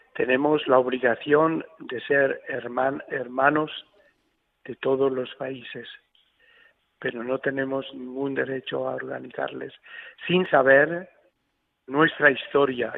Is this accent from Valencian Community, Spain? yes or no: no; Tilleruelo de Arriba, Castile and León, Spain; now in Aleppo, Syria; Hoy es la fiesta patronal de mi pueblo, de Tilleruelo de Arriba, en la provincia de Burgos